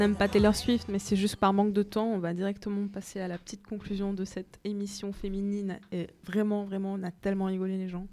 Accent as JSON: {"language": "French", "country": "Mauritius"}